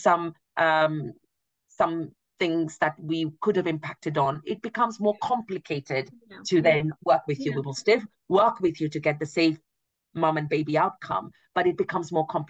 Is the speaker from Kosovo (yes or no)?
no; India; now in United Kingdom; I am from India